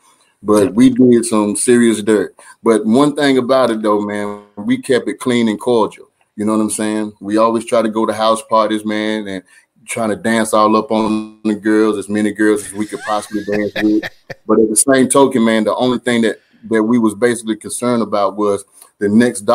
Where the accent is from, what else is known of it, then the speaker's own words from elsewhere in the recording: Durham, North Carolina, United States; growing up in Durham, North Carolina, and I grew up, man, in the projects